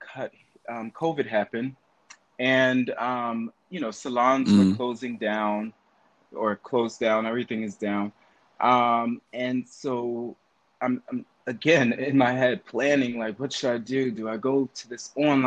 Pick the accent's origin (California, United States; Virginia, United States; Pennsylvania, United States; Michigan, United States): Pennsylvania, United States; Philadelphia; now in New York, United States; from Philadelphia